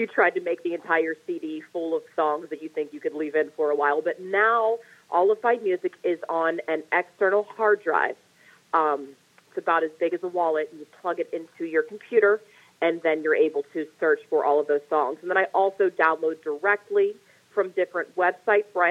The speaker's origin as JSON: {"language": "English", "town": "White Oak", "region": "Pennsylvania", "country": "United States", "tie": "born or raised there", "said": "White Oak is where I was born and raised from the time I was zero until the time I was about 19, 18"}